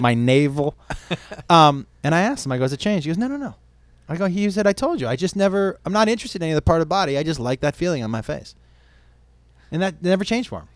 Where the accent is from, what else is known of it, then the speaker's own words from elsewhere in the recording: Amherst, Massachusetts, United States; We grew up in Amherst, Mass